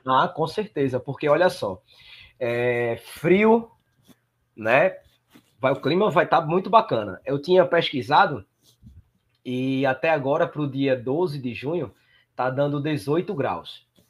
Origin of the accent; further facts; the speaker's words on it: Northeast Region, Brazil; eu sou do Nordeste